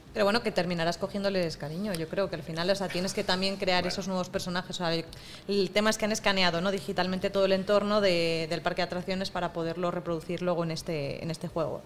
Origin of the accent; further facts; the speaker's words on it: Spain